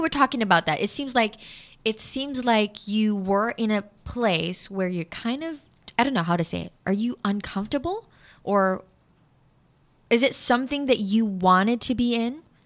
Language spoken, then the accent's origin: English; Philippines; I'm a Filipino